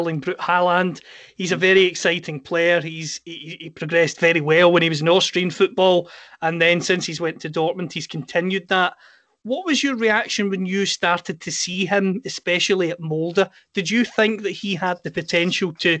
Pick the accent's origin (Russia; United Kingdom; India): United Kingdom; Scotland; As you can tell with my accent, I'm from Scotland.